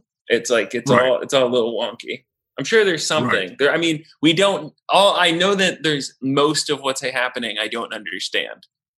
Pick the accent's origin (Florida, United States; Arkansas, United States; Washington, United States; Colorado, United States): Washington, United States; Seattle; moved away as an adult; I grew up in Seattle, Washington.